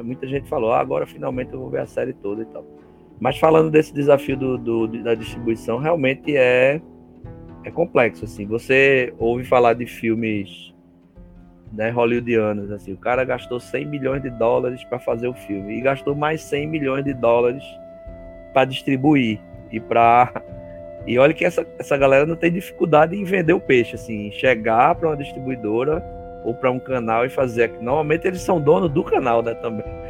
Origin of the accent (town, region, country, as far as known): Northeast Region, Brazil